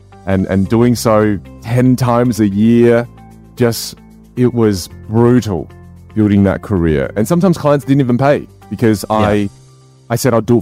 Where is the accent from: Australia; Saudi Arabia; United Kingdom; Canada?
Australia; moved away; also born or lived in United States; growing up in Australia